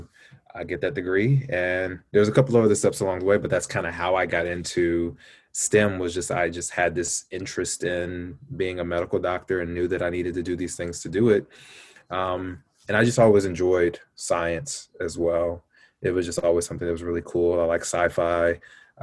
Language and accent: English; Louisville, Kentucky, United States; moved away; I grew up in Kentucky. I was an Army brat, but I once got settled in Kentucky, Louisville, Kentucky.